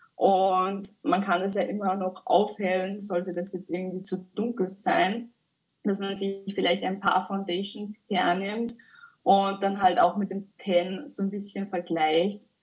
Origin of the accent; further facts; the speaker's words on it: Upper Austria, Austria; Ich komme aus Oberösterreich.